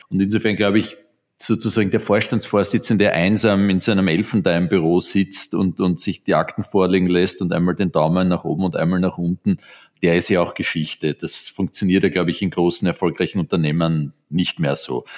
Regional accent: Vienna, Austria; Ich bin in Wien in Österreich aufgewachsen. Ich glaube, ein ziemlich typisches Exemplar eines Wieners.

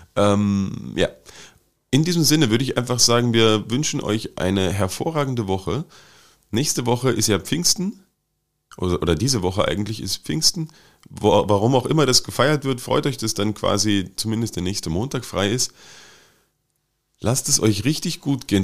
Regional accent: Wittenberg, Saxony-Anhalt, Germany; born or raised there

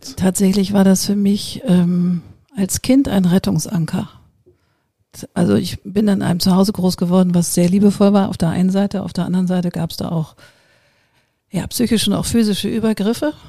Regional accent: Hamburg, Germany; also born or lived in New York; ich bin so eine geboren in Hamburg

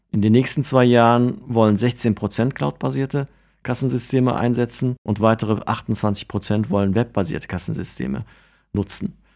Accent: Cologne, North Rhine-Westphalia, Germany; Aus dem wunderschönen Fädel

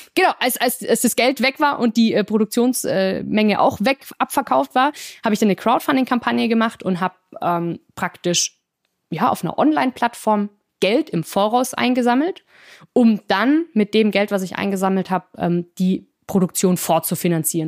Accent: Singen, Baden-Württemberg, Germany; moved away as an adult; also born or lived in France; in der Nähe meiner Heimatstadt Singen

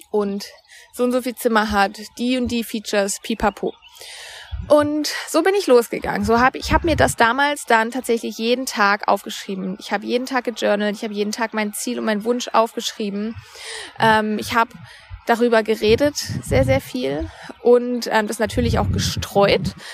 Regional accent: Baden-Württemberg, Germany; now in Cologne, Germany; Mein Freund und ich haben uns dann irgendwann überlegt, wir wollen von Köln wieder in meine Heimat bei Freiburg ziehen

